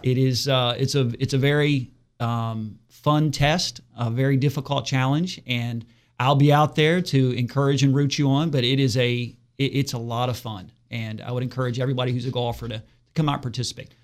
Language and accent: English; Martinsburg, West Virginia, United States; I'm born and raised in Martinsburg